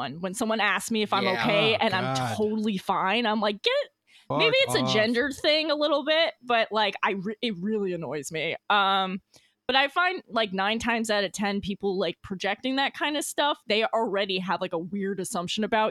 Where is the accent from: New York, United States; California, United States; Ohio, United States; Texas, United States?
New York, United States; I'm from New York